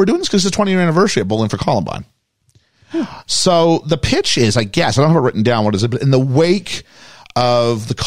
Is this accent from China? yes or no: no; Canada; also born or lived in United States; now in United Kingdom; For my experience as a Canadian